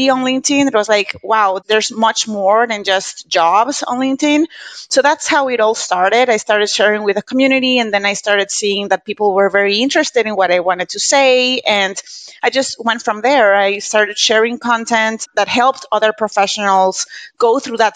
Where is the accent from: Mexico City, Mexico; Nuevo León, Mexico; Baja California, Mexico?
Nuevo León, Mexico; Monterrey; first language Spanish; English is a second language; I'm Mexican. I was born and raised in Monterrey, Mexico, with my mom and my family and everything